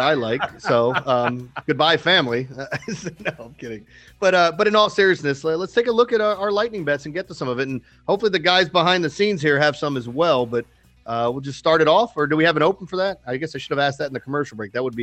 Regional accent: Maryland, United States; my hometown team in Maryland

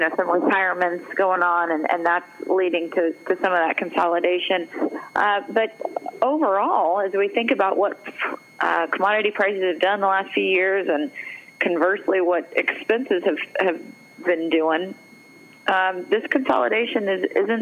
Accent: Missouri, United States; moved away; I'm from Missouri originally

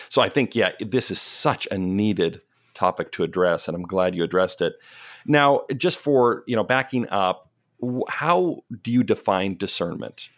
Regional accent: Canada; now in Pacific Northwest, United States; I'm Canadian

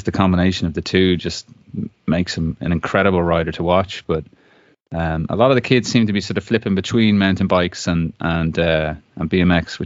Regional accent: Dublin, Leinster, Ireland; also born or lived in Glenealy, Wicklow; Grew up in Ranelagh, which is just outside Dublin city centre.

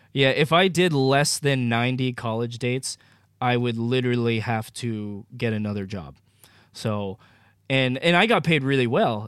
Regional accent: Maine, United States; moved away as an adult; also born or lived in Northern California; growing up in Maine

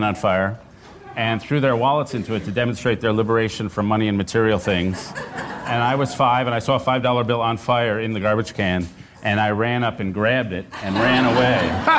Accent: New York City, New York, United States; I grew up here in Stuyvesant Town, not too far away from here. I grew up in a somewhat left-wing background. When I was five in 1965

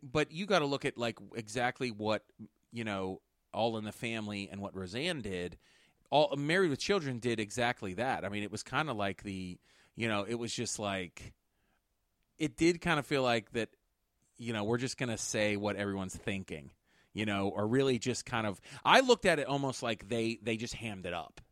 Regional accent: Pittsburgh, Pennsylvania, United States; we're from Pittsburgh. And if you know, like, I mean, we have Yinzers

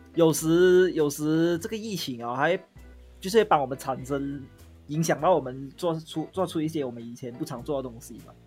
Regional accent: Malaysia; moved away as an adult; now in South Korea; 你知道我在韩国哦，他们很多人知道我是马来西亚人来，马来西亚来的

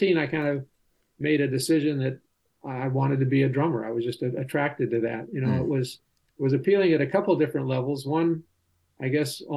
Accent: Los Angeles, California, United States; I grew up in California. Not so many original natives around here in California, but in the San Fernando Valley.

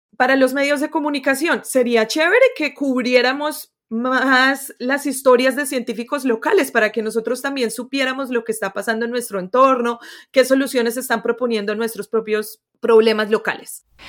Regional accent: Colombia; moved away as an adult; also born or lived in United States; yo soy de Colombia

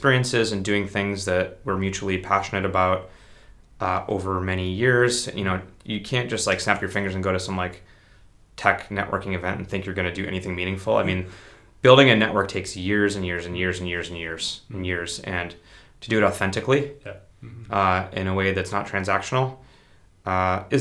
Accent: La Crosse, Wisconsin, United States; moved away; I grew up in La Crosse, Wisconsin, which is a pretty small 50,000 person town on the Mississippi River, bordering Minnesota.

